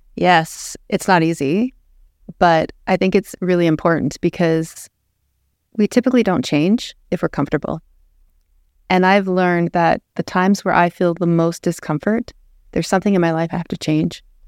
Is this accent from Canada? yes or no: yes; Lethbridge, Alberta, Canada; I was raised in Lethbridge, born and raised.